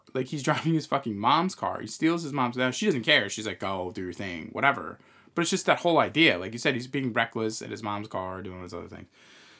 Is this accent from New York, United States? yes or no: yes; Long Island, New York, United States; where we came from originally, we're from Long Island, New York area originally, as you guys know from this feed.